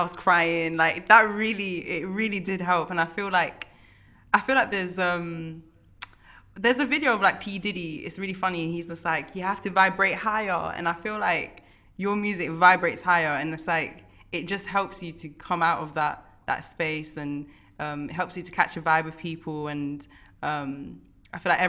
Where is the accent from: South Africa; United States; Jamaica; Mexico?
Jamaica; I'm Jamaican